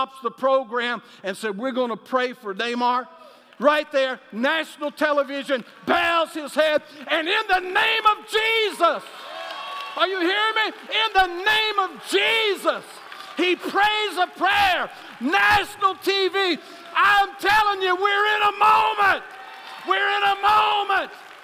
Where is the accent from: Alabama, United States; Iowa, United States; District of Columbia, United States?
Alabama, United States; I'm from Alabama